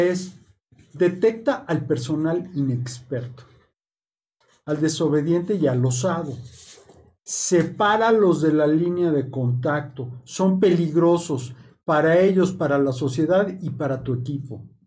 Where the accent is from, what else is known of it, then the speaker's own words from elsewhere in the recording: Mexico; Nosotros como mexicanos